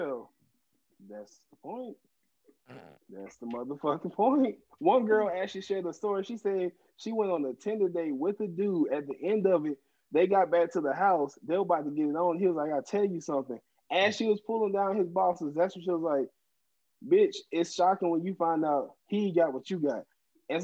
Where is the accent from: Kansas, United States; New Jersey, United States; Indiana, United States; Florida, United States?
Florida, United States; my hometown here in Florida